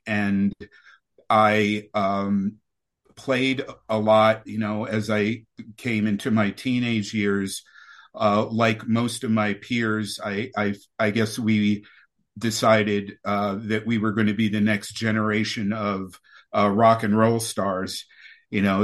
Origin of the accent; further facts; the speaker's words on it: New York City, New York, United States; I was born in New York City, right there on Manhattan Island, in the in 1961